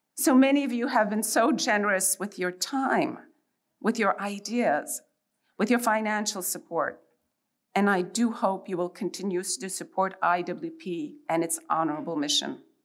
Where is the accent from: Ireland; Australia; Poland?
Poland; now in United States; I was born in Poland and I lived under imposed communist rule